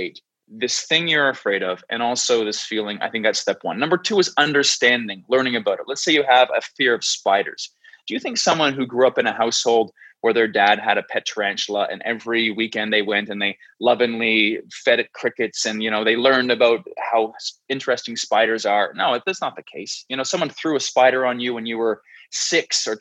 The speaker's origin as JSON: {"language": "English", "region": "New Brunswick", "country": "Canada", "tie": "born or raised there", "also_born_or_lived": "Mexico City, Mexico", "moved": "as an adult", "said": "I've spent time between my hometown in the East Coast of Canada, a small province called New Brunswick, where my family's from"}